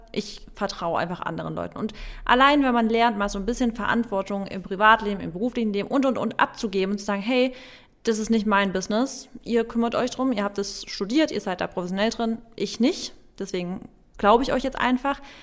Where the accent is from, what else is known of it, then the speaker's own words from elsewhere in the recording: Baden-Württemberg, Germany; bei uns in Baden-Württemberg